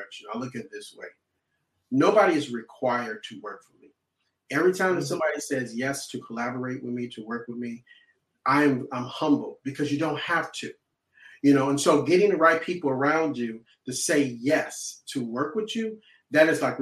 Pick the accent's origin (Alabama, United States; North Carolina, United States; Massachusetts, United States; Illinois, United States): Illinois, United States; Chicago; I'm originally from Chicago. I'm from Southside Chicago.